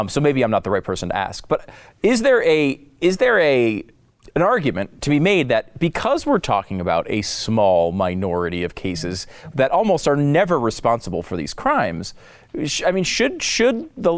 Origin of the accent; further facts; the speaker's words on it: Connecticut, United States; now in Texas, United States; I grew up in Connecticut. I was not a particularly we were not a big gun family. I now live in Texas, where I think it's required by law.